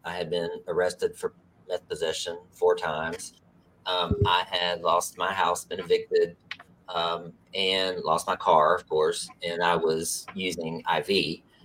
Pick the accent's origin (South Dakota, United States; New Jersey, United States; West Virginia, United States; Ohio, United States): West Virginia, United States; moved away; also born or lived in North Carolina; I grew up in West Virginia